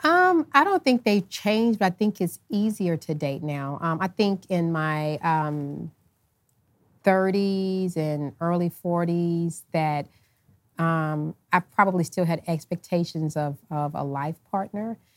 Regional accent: United States; me being American

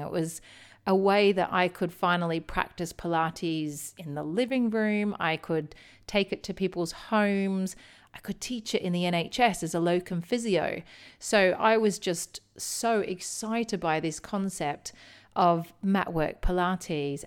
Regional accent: Melbourne, Victoria, Australia; now in United Kingdom; I did grow up in Melbourne, in the outer eastern suburbs, um, of Melbourne.

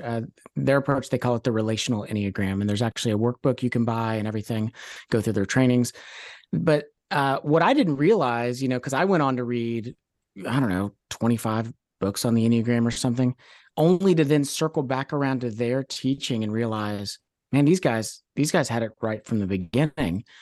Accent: Louisville, Kentucky, United States; moved away as an adult; also born or lived in Oakland, California; born and raised in Louisville, uh, out of high school, moved out to Oakland, California

